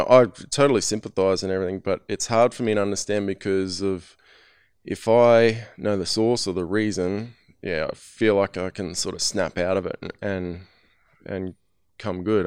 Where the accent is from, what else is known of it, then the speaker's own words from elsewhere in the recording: Australia; I'm from Australia